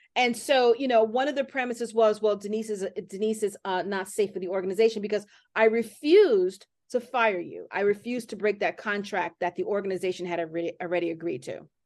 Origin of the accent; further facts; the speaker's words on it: New York City, New York, United States; I grew up here in Hell's Kitchen.